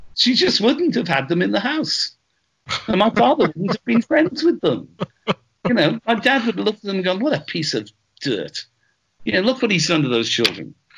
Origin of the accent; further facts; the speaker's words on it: Wales, United Kingdom; I'm Welsh